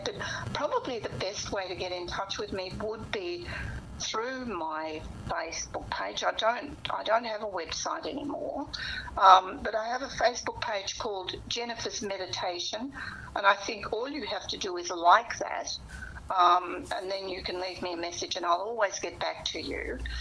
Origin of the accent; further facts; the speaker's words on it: Portland, Victoria, Australia; I come from Portland in the Western District.